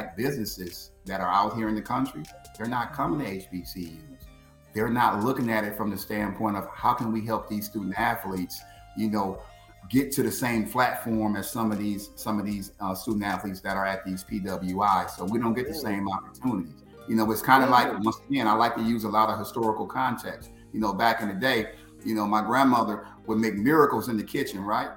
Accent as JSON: {"language": "English", "country": "United States", "said": "I'm 45 minutes from Chicago"}